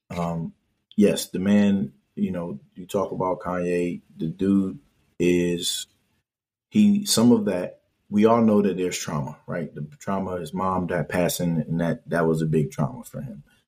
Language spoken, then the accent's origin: English; Hartford, Connecticut, United States; I grew up where I grew up in Hartford